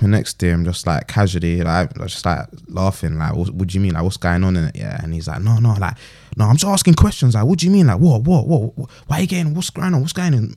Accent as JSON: {"language": "English", "region": "London", "country": "United Kingdom", "said": "Leyton. No, I said East London. He's like, where? I was like, Leyton"}